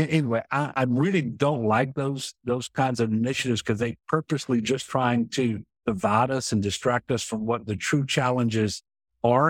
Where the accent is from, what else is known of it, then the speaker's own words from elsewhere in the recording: United States; I'm an American long before I'm a Democrat